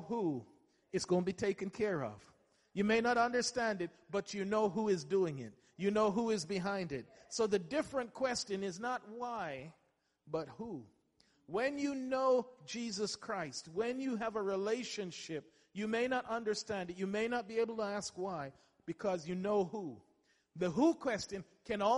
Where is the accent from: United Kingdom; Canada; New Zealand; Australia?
United Kingdom; England; I went to school and I grew up in England